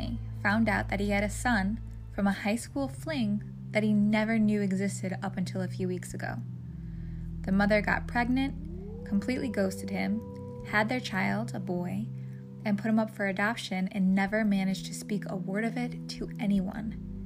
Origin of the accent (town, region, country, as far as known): United States